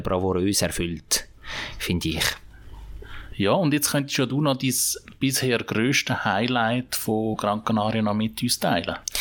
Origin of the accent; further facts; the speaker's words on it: Zurich, Switzerland; bei uns in Zürich